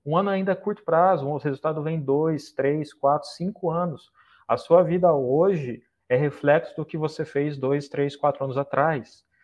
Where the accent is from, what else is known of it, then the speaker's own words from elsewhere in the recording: Brazil; moved away as an adult; now in Saudi Arabia; Eu saí do Brasil há dois anos e meio.